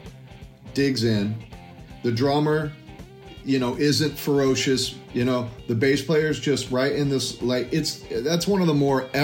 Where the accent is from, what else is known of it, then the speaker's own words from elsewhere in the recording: Texas, United States; We're both from Texas